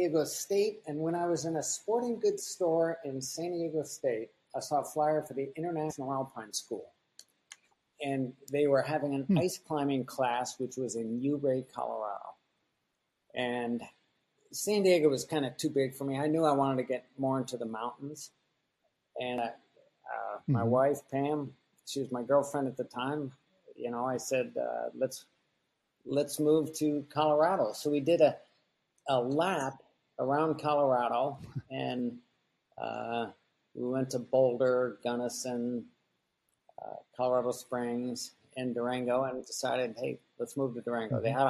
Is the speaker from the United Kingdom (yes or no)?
no; Taiwan; born there; also born or lived in United States; So I was born in Taiwan, and in between these trips to different countries, we would live in Bethesda, Maryland